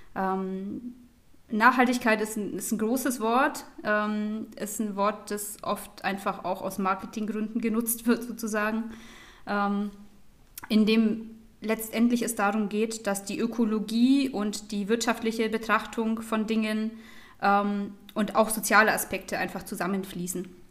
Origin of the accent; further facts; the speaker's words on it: Germany; bei uns in Deutschland